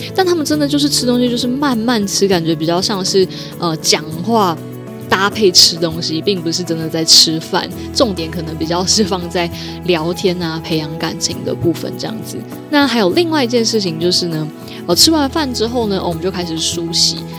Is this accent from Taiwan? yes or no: yes; Taiwan; 你知道我们台湾人就是，呃，遇到外国人的时候就很想跟他讲英文